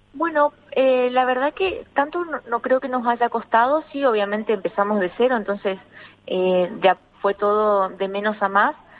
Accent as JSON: {"language": "Spanish", "country": "Argentina", "moved": "yes", "lives_now": "Spain", "said": "poder ser un referente en mi país"}